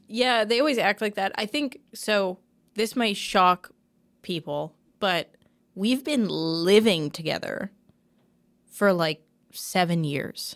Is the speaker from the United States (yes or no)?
no; Canada; I'm having a Canadian moment